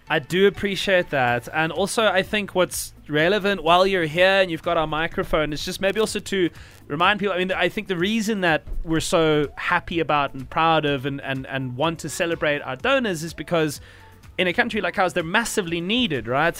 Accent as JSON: {"language": "English", "country": "South Africa"}